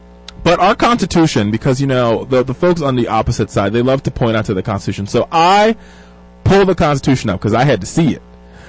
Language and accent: English; Jamaica; And my father, if folks don't know, I'm Jamaican. My father's uber Jamaican.